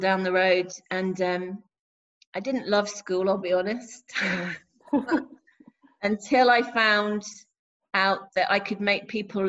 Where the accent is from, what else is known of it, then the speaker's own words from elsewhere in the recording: London, United Kingdom; was born in West London in 1973